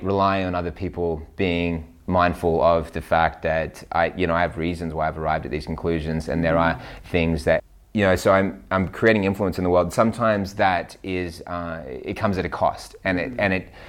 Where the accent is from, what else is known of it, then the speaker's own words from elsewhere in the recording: Newcastle, New South Wales, Australia; In Australia, Newcastle.